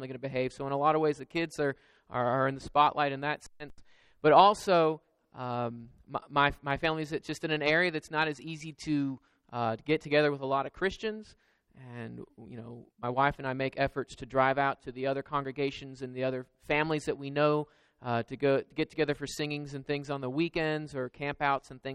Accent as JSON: {"language": "English", "region": "Georgia", "country": "United States", "tie": "born or raised there", "also_born_or_lived": "Florida / Kentucky", "moved": "yes", "said": "I grew up in Georgia and I was in Florida and Kentucky"}